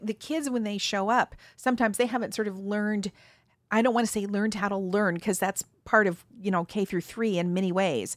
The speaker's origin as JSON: {"language": "English", "region": "Mountain West", "country": "United States", "tie": "born or raised there", "said": "I was born in the Mountain West"}